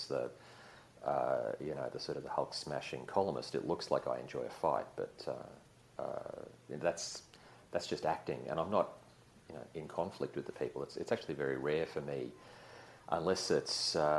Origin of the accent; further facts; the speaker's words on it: Queensland, Australia; I grew up in Queensland when it was still a sort of hillbilly dictatorship